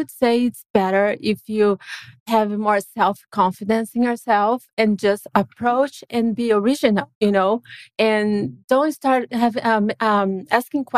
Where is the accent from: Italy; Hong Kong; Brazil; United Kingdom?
Brazil; moved away; I'm from Brazil